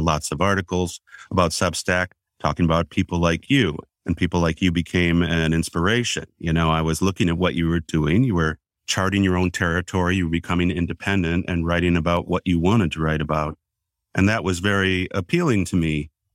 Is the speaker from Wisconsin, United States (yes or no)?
yes; Wisconsin, United States; I'm from Wisconsin